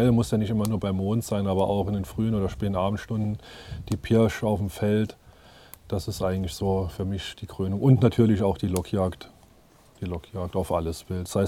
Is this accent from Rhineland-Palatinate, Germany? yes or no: yes; Zweibrücken, Rhineland-Palatinate, Germany; Ich bin jetzt 34 Jahre alt. Ich komme aus Rheinland-Pfalz, aus Zweibrücken, Saarpfalzkreis.